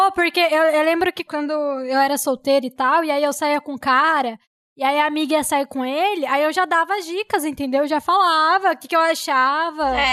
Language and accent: Portuguese; Cuiabá, Mato Grosso, Brazil